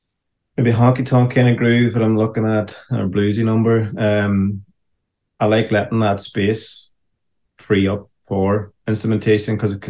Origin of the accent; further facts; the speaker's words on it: Ireland; And as an Irishman, when I hear that, you know, there is this sense of, this feels familiar, you know.